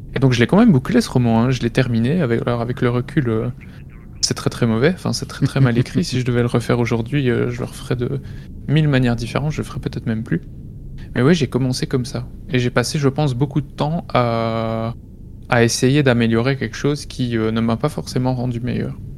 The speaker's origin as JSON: {"language": "French", "country": "Belgium", "tie": "born or raised there", "said": "près de chez moi en Belgique"}